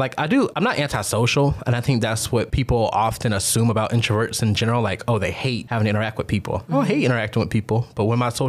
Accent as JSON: {"language": "English", "country": "United States", "moved": "as an adult", "lives_now": "Augusta, United States", "said": "I am from a very small country town over 2 hours away from Augusta."}